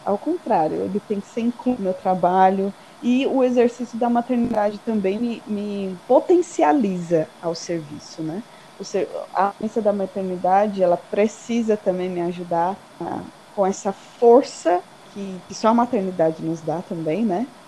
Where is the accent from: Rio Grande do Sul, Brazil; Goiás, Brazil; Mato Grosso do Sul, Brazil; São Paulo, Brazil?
São Paulo, Brazil; para mim, como paulista